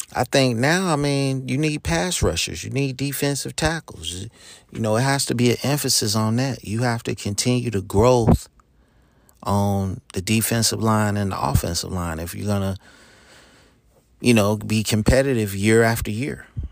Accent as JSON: {"language": "English", "town": "Charlotte", "region": "North Carolina", "country": "United States", "tie": "born or raised there", "said": "Charlotte, you know, my hometown"}